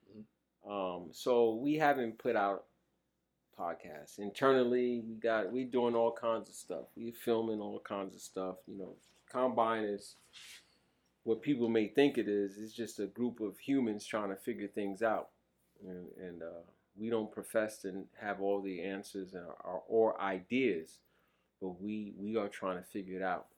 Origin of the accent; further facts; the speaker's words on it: New York City, New York, United States; also born or lived in Virginia; I grew up in Brooklyn at a time that was different.